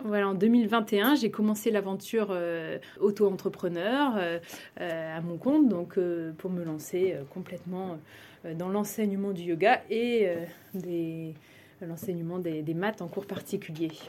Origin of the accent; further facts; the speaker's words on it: a small town between Reims and Paris, north-east France, France; moved away as an adult; also born or lived in Maine-et-Loire; je suis originaire d'une petite ville entre Reims et Paris, donc plutôt dans le nord-est de la France